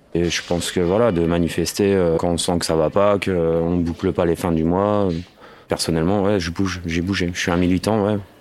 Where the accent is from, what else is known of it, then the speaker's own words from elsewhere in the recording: Picardy, Hauts-de-France, France; also born or lived in Paris; now in Breteuil, France; je suis un petit picard